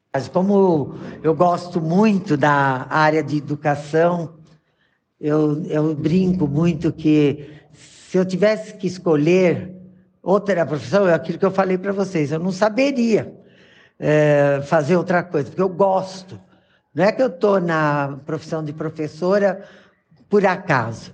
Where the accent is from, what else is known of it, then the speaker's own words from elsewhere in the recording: São Paulo, Brazil; moved away as an adult; now in Caieiras, Brazil; Eu nasci em São Paulo, na cidade de São Paulo, lá no bairro de Tucuruvi